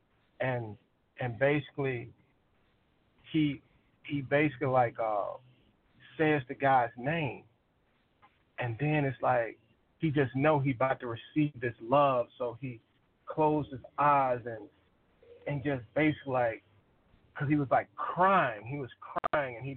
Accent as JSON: {"language": "English", "region": "Arkansas", "country": "United States", "moved": "yes", "said": "I'm originally from Arkansas"}